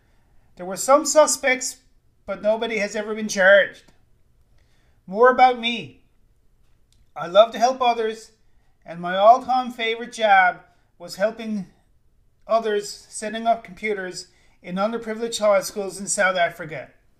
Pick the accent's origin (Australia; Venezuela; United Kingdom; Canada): Canada; St. John's, Newfoundland and Labrador; my hometown of St. John's, Newfoundland, Canada.